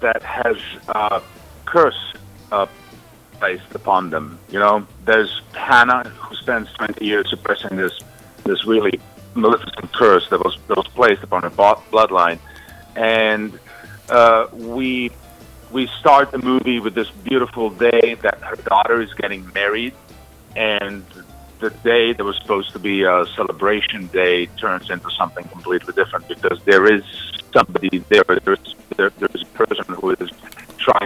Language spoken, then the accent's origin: English; Croatia; moved away as an adult; now in United States; I was from Croatia, but I was actually in Serbia serving Yugoslav army